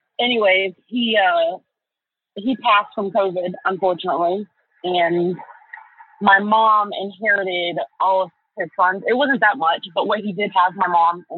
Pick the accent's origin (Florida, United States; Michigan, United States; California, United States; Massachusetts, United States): Florida, United States; moved away; That's actually where I moved from. I'm originally from Florida.